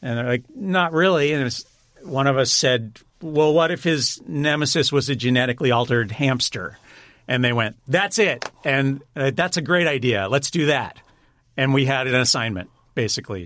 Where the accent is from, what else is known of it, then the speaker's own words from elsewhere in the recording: Pasadena, California, United States; grew up in the Pasadena area.